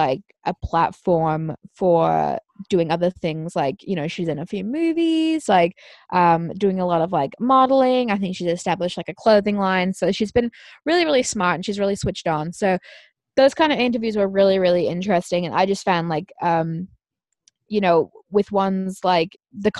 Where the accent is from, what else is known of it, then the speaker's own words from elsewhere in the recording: Australia; I am an Australian citizen